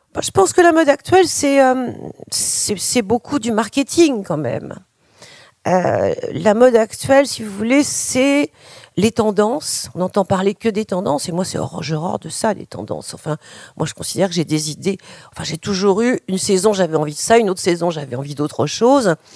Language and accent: French; France; chez nous en France à mon époque